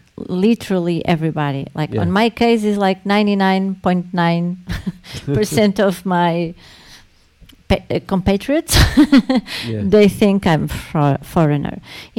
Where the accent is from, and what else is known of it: Lisbon, Portugal